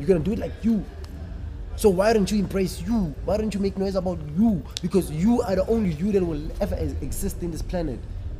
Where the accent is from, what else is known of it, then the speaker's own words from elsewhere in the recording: Northam, Limpopo, South Africa; moved away; I'm based here. I'm not from here. Hey. I'm from Northam. I'm from Limpopo.